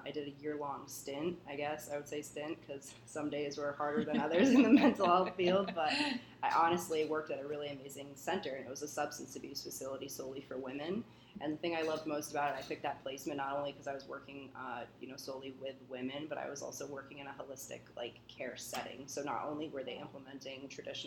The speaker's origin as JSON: {"language": "English", "region": "New Hampshire", "country": "United States", "tie": "born or raised there", "said": "I grew up in New Hampshire"}